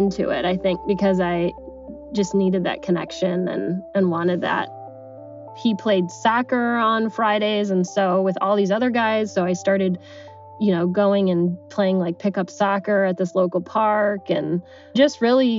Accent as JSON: {"language": "English", "town": "Cleveland", "region": "Ohio", "country": "United States", "said": "from Cleveland, Ohio, and I'm 32 years old and work in marketing."}